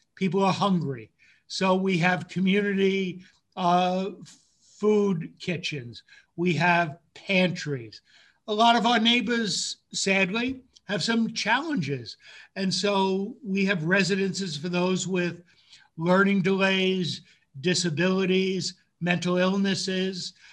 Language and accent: English; Yonkers, New York, United States; also born or lived in Bronx, New York City; when I was five, moved to um, just a little bit north, but actually across the border into Yonkers. And huh. that's where I went to elementary school